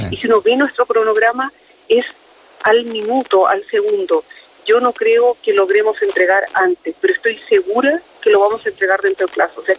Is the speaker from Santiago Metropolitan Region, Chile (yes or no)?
no; Biobío, Chile; Yo soy un habitante del Bío, mi corazón está aquí, mi vida está acá.